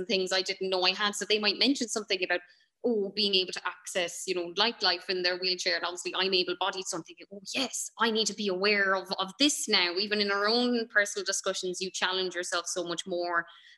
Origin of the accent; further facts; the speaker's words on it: Ireland; we're Irish, we're Western.